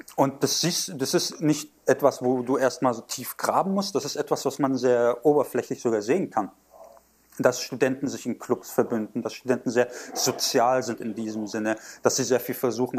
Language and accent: German; Germany; moved away as an adult; now in Taiwan; Ich bin äh, türkischstämmig in Deutschland aufgewachsen